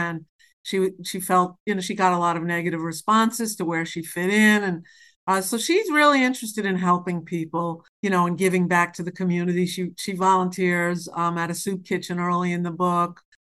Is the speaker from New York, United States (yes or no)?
yes; New York City, New York, United States; I'm from New York City